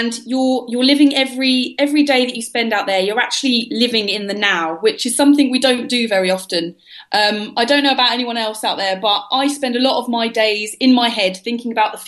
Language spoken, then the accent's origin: English; London, United Kingdom; I was raised in London in the UK